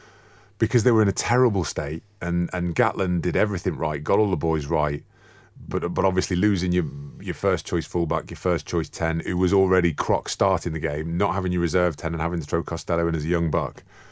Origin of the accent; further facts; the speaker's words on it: Falkland Islands; I'm from the Falklands and it's my home nation.